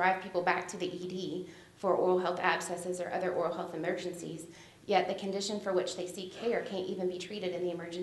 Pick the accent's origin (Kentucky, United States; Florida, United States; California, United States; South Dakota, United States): Kentucky, United States; Berea; I'm from Berea, Kentucky